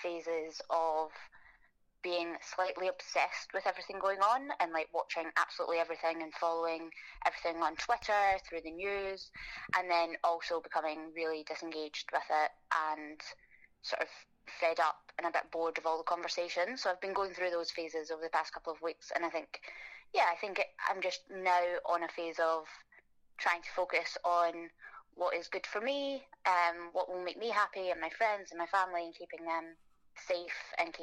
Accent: Scotland, United Kingdom; moved away as an adult; now in London, United Kingdom; probably guessed by now that I'm Scottish, so that's where I'm from

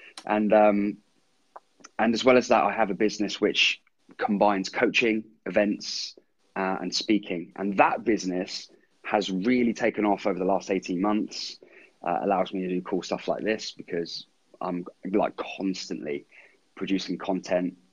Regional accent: Andover, South East England, United Kingdom; also born or lived in New Zealand; I was born and raised in my hometown, Andover in Hampshire.

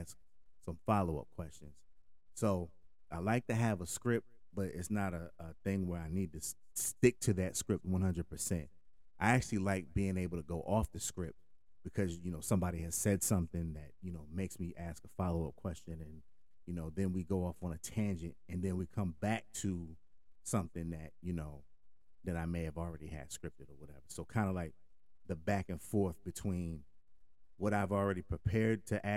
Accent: Hartford, Connecticut, United States; moved away; growing up in Connecticut. Kind of broke down some of the demographics in Connecticut or in Hartford, at least at the time, you know, that I was there

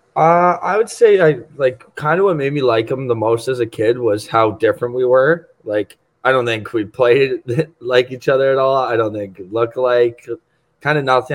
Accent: Toronto, Ontario, Canada; I'm from Toronto, like you said, so it's like people live and die by the sword for the Leafs

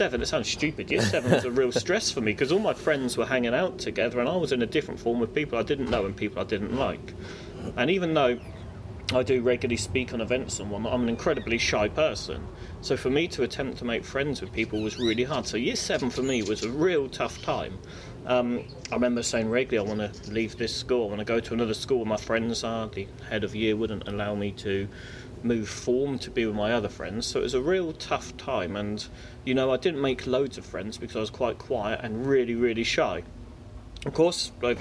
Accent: Reading, South East England, United Kingdom; I was born in Royal Berkshire Hospital in 1982

